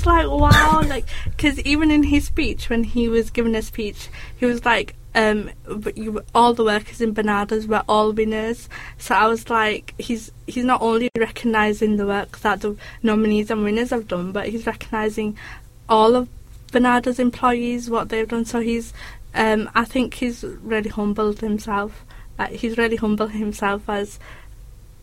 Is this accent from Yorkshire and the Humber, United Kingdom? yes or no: yes; Bradford, Yorkshire and the Humber, United Kingdom; being from Bradford